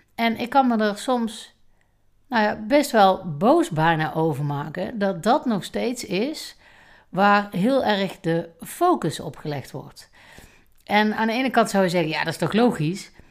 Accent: North Brabant, Netherlands; bij ons in Brabant

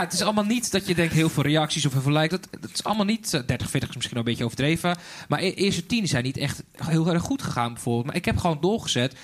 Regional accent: Zaanstad, North Holland, Netherlands; also born or lived in Sweden; ik ben eigenlijk opgegroeid in uh, eh, Een eh, klein dorpje in de Zaanstad.

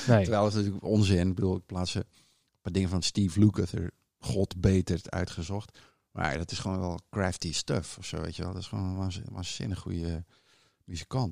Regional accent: Hulst, Zeeland, Netherlands; moved away; also born or lived in Amsterdam; In Hulst, in Zeeuws-Vlaanderen, waar ik vandaan kom

